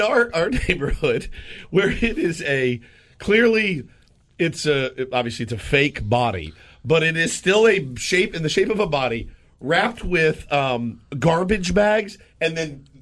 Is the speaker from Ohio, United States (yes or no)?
no; Dallas, Texas, United States; moved away; Dallas, Texas, which is my hometown